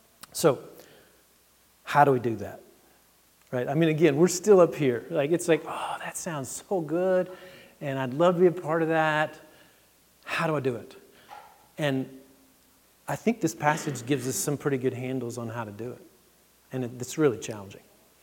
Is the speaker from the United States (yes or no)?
yes; Texas, United States; My experience was I came from Texas, where it's 100 degrees in the fall, and you've got a few trees, but not a lot. And then we moved to Massachusetts in the first fall.